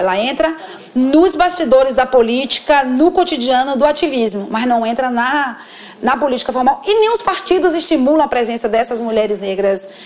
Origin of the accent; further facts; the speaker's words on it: Northeast Region, Brazil; Como nordestina